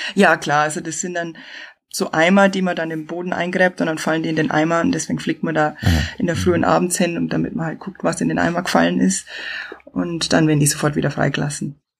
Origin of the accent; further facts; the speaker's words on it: Chiemgau, Bavaria, Germany; accent: southern; moved away as an adult; also born or lived in Brisbane, Australia / Northern Territory, Australia; now in Australia; wie man hört, ich bin aus dem Süden. Ich bin im Chiemgau aufgewachsen in die Berg